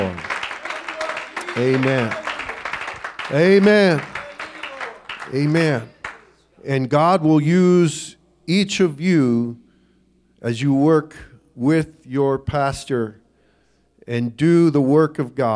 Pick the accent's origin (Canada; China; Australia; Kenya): Kenya; now in Namibia; I was raised in Africa